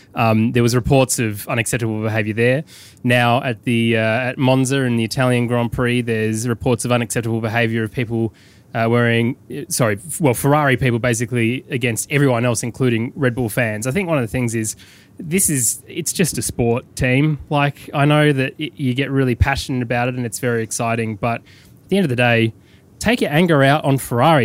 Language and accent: English; United Kingdom; now in London, United Kingdom; be as British as possible as I fly that passport of mine